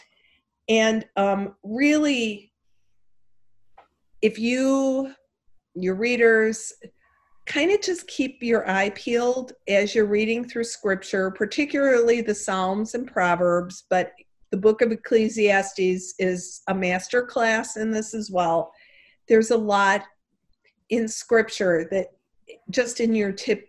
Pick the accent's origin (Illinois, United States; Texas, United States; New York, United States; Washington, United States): Illinois, United States; Chicago; accent: Chicago; my Chicago accent